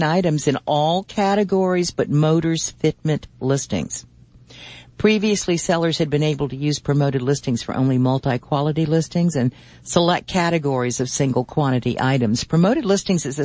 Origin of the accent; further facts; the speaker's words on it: Virginia, United States; Charlottesville, Virginia, my home state